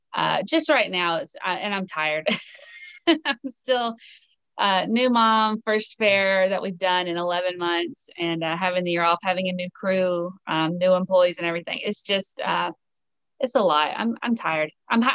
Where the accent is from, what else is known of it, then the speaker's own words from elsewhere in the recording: Atlanta, Georgia, United States; I'm from Atlanta.